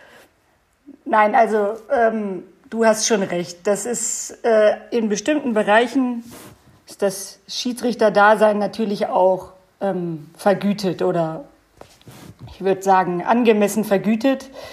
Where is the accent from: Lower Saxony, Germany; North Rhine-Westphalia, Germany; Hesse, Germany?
Lower Saxony, Germany; Bad Harzburg; Dass ich hier in beschaulichen Bad Harzburg wohne und auch geboren bin. Also ich bin äh, tatsächlich hier ähm, niedergelassen in meiner Heimat